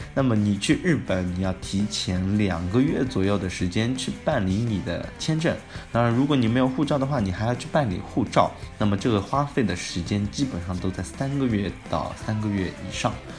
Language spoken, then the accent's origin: Chinese; China; 我们中国人